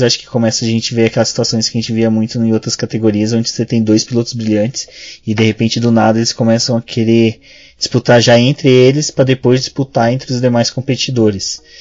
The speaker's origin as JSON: {"language": "Portuguese", "country": "Brazil", "said": "a gente é brasileiro"}